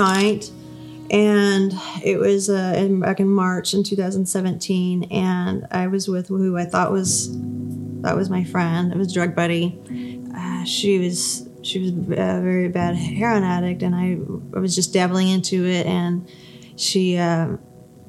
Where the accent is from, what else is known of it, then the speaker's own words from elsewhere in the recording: Albuquerque, New Mexico, United States; moved away as an adult; also born or lived in Missouri; I ended up moving to Missouri because I'm from Albuquerque